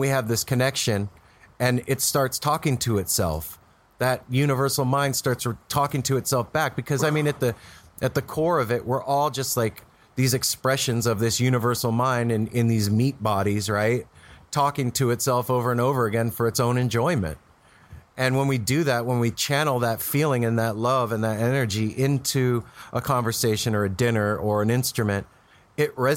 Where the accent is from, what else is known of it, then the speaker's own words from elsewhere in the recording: United States; moved away; also born or lived in Las Vegas, Nevada / Los Angeles, California; I grew up in Vegas in L.A.